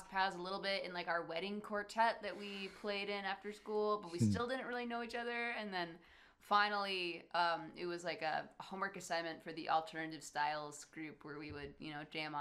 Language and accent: English; Traverse City, Michigan, United States; also born or lived in Wisconsin / Nashville; Traverse City, you know, is definitely where we grew up. I was born in Wisconsin, technically, but only lived there for like 3 years